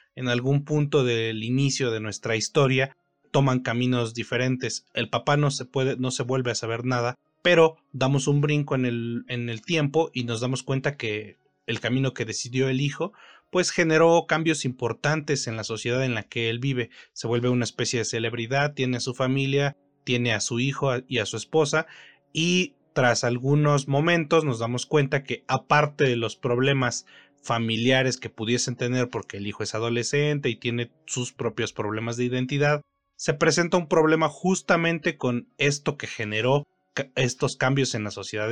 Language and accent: Spanish; Ecatepec, State of Mexico, Mexico; Yo crecí en Ecatepec, en Ecatepec, Estado de México, en México, evidentemente.